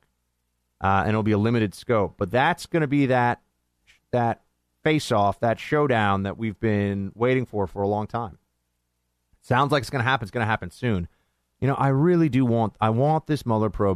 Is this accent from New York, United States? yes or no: yes; New York, United States; I'm from New York. A lot of Italians in New York, too.